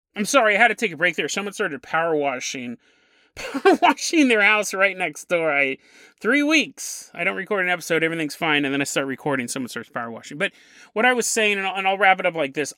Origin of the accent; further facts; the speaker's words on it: Sacramento, California, United States; moved away; Sacramento, California, my hometown